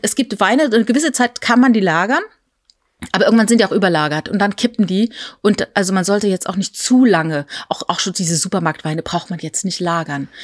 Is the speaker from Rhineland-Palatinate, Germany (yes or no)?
yes; Rhineland-Palatinate, Germany; ich bin in der Südpfalz groß geworden und dort wird halt überall Wein angebaut